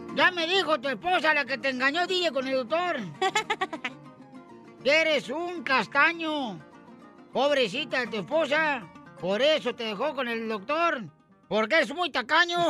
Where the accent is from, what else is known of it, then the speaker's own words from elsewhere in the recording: Michoacán, Mexico; soy de Michoacán